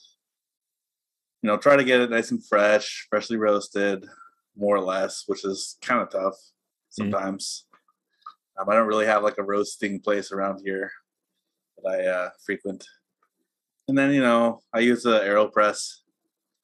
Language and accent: English; Southern California, United States; I grew up mostly in Southern California